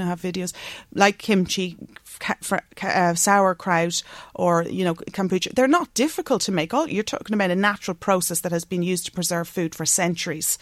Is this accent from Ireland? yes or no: yes; Bective, Leinster, Ireland; also born or lived in London; I grew up just outside Navan uh, in Bective and uh, went to school in Mercy Convent.